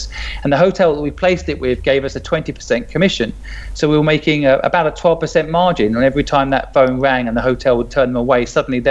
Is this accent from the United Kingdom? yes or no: yes; a small town in England, United Kingdom; moved away as an adult; also born or lived in Hong Kong; I grew up in Sydney. It's a small town in England.